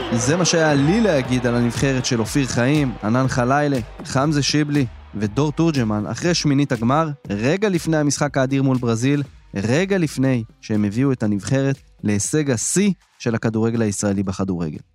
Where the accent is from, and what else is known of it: Israel